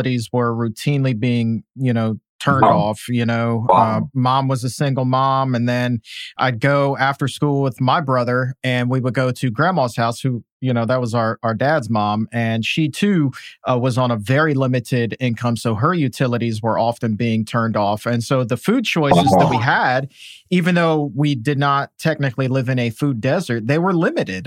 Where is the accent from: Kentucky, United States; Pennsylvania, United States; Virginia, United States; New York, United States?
Virginia, United States; Norfolk; I grew up in Norfolk, Virginia